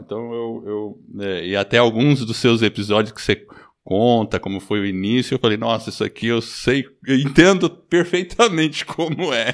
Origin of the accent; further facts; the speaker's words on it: Brazil; also born or lived in United States; eu sou nascido nos Estados Unidos, vim pequeno para o Brasil